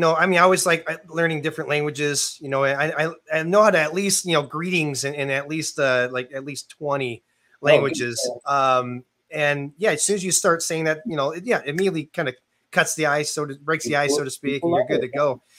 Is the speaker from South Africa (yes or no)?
no; Canada; being, you know, primarily growing up in Canada